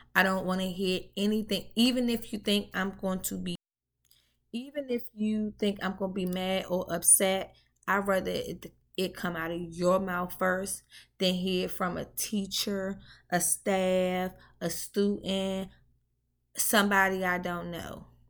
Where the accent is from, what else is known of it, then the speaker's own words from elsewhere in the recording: Washington, District of Columbia, United States; moved away; I'm from D C Ward eight to be exact